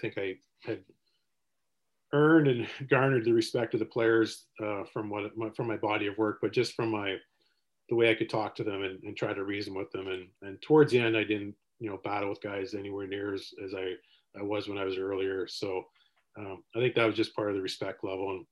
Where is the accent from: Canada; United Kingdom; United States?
Canada; Seaforth, Ontario; growing up in Seaforth